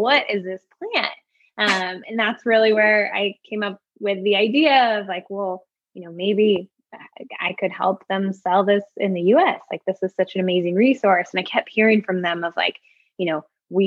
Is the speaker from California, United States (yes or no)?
yes; Bay Area, California, United States; also born or lived in Niger; growing up in the Bay Area